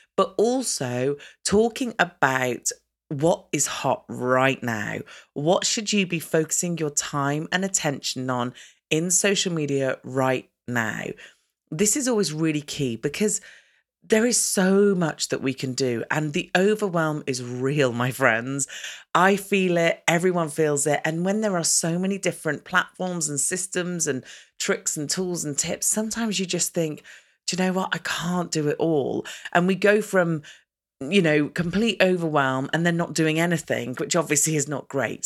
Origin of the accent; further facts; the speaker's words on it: United Kingdom; as a British person